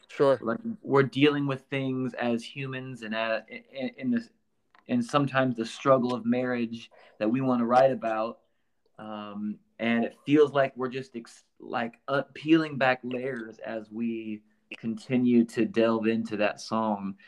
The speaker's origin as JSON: {"language": "English", "region": "Iowa", "country": "United States", "tie": "born or raised there", "moved": "as an adult", "lives_now": "Nashville, United States", "said": "I uh, grew up in Iowa"}